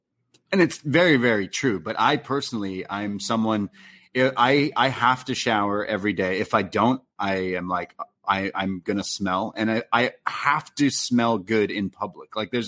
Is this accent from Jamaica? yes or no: no; Canada; accent: Canadian; Making fun of my Canadian accent.